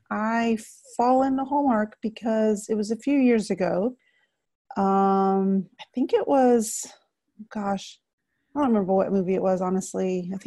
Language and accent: English; Texas, United States; also born or lived in Northeast US; now in Northeast, United States; I'm originally from Texas, so that's why you hear me say a lot of y'alls, it's the Texan in me. I currently live in the Northeast